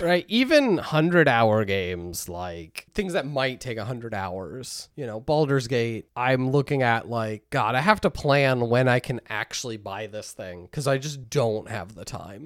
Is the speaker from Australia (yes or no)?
no; United States; we are American